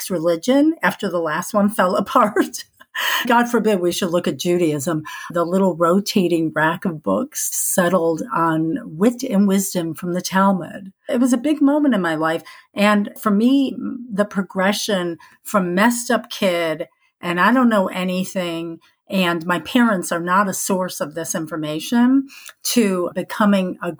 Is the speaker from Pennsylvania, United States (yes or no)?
no; Skokie, Illinois, United States; moved away; also born or lived in Chicago / Arizona; I was born in Chicago, but my parents moved to Skokie, Illinois, when I was 6 months old